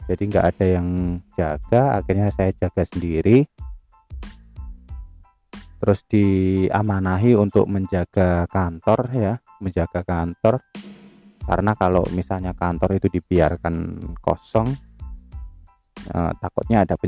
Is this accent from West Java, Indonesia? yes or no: no; Surabaya, East Java, Indonesia; yang nang Surabaya tempatku besar ya kotaku salah satu tempat tempat aku besar itu di, di Surabaya itu kota tercinta ini